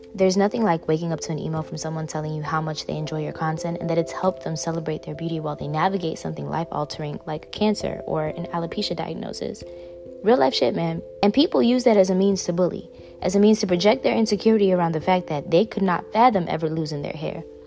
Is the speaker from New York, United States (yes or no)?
yes; New York City, New York, United States; I grew up in Bushwick